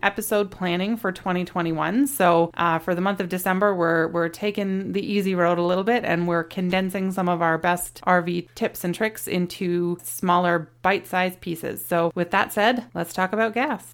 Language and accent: English; Canada; We are a Canadian family of four